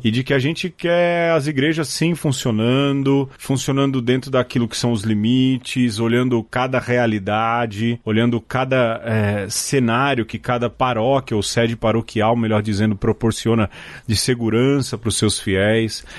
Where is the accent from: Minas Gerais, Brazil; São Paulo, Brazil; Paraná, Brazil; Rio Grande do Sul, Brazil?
São Paulo, Brazil; A gente veio da periferia de São Paulo